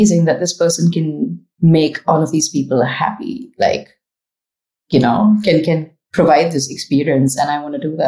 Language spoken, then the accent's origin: English; Pune, Maharashtra, India; also born or lived in Chennai; now in Dubai, United Arab Emirates; I am from Pune, which is close to Mumbai, southeast of Mumbai. It's called the Oxford of the East. Lots of universities and schools. So like a really young town. That's where I grew up